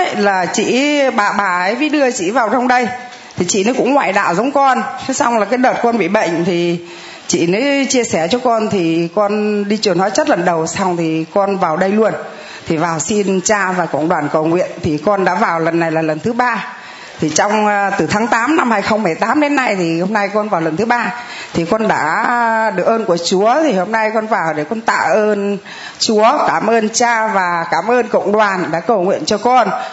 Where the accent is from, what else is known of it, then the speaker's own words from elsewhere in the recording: Thanh Hóa, Vietnam; con là ngoại đạo con ờ, quê ở thanh hóa